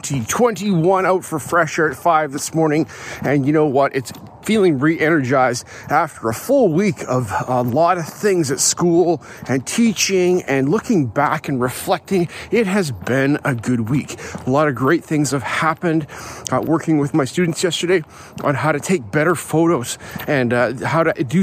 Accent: Calgary, Alberta, Canada; I grew up in Alberta, in Calgary

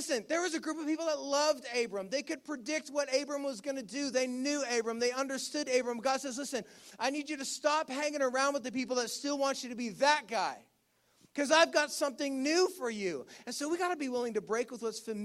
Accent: Ontario, Canada; moved away; I grew up in Ontario. And one of the struggles I have with returning to Ontario

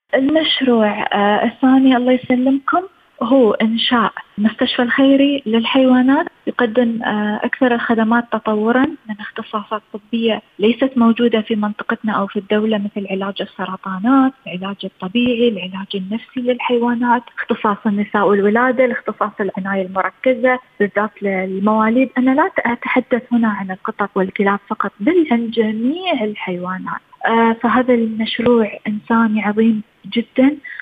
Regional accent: United Arab Emirates; أنا كإنسانة إماراتية

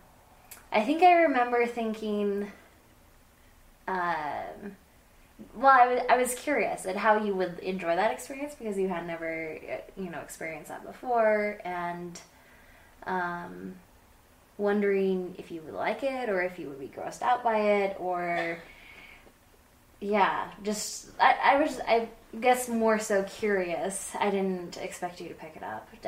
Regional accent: Helena, Montana, United States; I grew up in Helena, and Montana

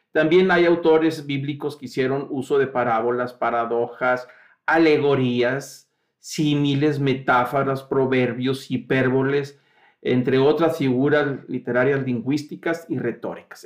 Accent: Mexico; el registro civil nuestro, que nos identifica como mexicanos

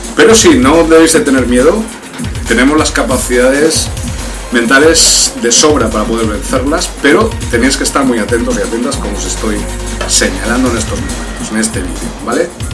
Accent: Spain; soy español, estuve en América

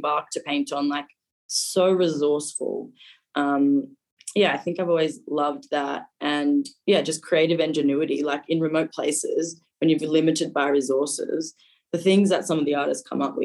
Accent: Darwin, Northern Territory, Australia; also born or lived in East Arnhem Land / Melbourne; I was born in Darwin and then I lived here until I was 18. Well, 17, I finished high school here, did all my schooling up here.

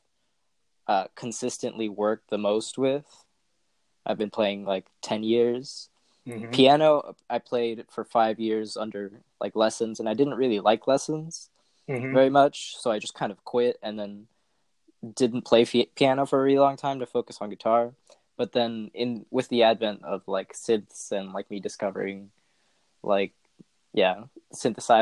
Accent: San Diego, California, United States; also born or lived in Tijuana, Mexico; I moved to San Diego when I was pretty young. I was like about 5 years old. And then I spent most of my time there

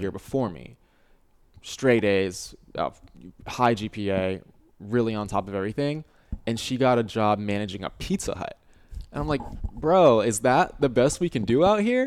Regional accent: Virginia, United States; moved away as an adult; now in Austin, United States; we're both from Virginia

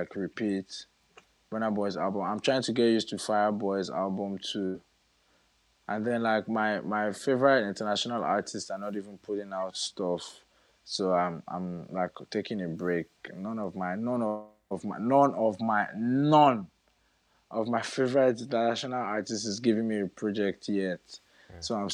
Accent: Edo, Nigeria; I'm from Edo

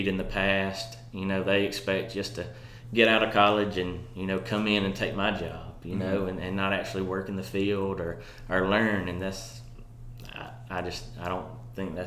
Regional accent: Auburn, Alabama, United States; also born or lived in Marion, Alabama; I moved here at the age of 7 or 8. So Auburn's home. This is, when anybody asks, this is where I'm from.

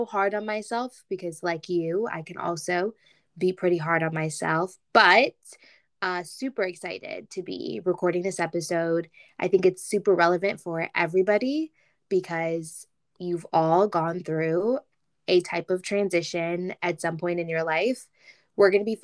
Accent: Michigan, United States; I'm from Michigan

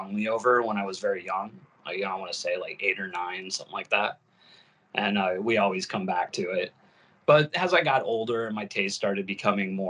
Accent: Fort Wayne, Indiana, United States; moved away as an adult; I was born in Fort Wayne, Indiana

